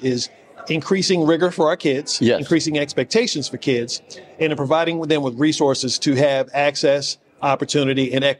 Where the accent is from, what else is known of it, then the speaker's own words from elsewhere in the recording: Virginia, United States; I'm from Virginia.